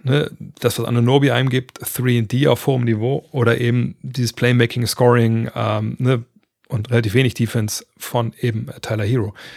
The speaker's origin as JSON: {"language": "German", "country": "Germany", "said": "bei uns in Deutschland"}